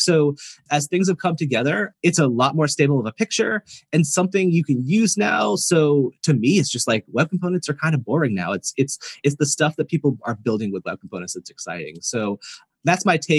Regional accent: East Coast, United States; now in Oakland, United States; I am a transplant to California, and it's around 50 degrees here, so a little colder than Tel Aviv. But I'm totally a wimp now because I'm from the East Coast.

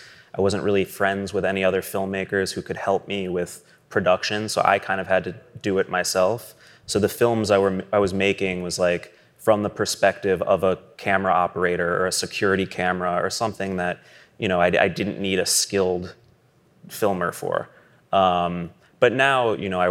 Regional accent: New York City, New York, United States; also born or lived in Los Angeles; I'm born and raised in New York, so I never had a driver's license

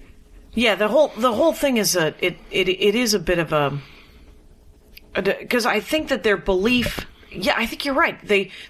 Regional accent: outside of Milwaukee, Wisconsin, United States; moved away as an adult; also born or lived in Madison, Wisconsin / Minneapolis, Minnesota; the town that I grew up in Wisconsin has a factory, a major factory that employs most of the workers

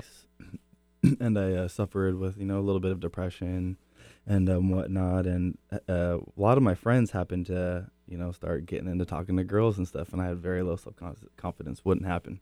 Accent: Kirkland, Washington, United States; I grew up in Kirkland

